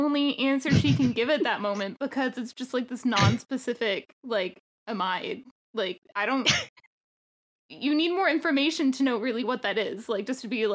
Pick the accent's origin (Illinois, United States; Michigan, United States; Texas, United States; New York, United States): Texas, United States; Texas Panhandle, United States; being a panhandle person